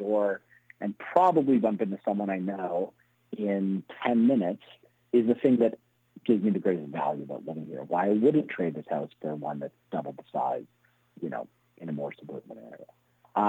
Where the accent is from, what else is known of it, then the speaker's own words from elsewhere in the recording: Toronto, Ontario, Canada; also born or lived in Montreal; I grew up in Toronto, but I went to University of Montreal.